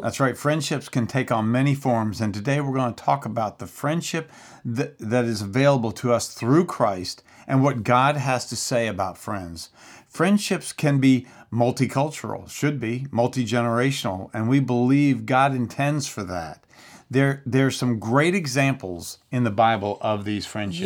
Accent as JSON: {"language": "English", "region": "Central Florida", "country": "United States", "said": "I'm from Central Florida"}